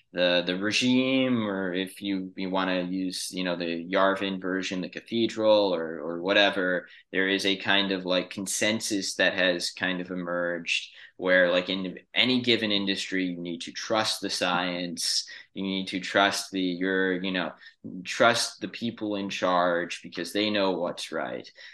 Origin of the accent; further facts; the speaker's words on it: New York City, New York, United States; I grew up in New York City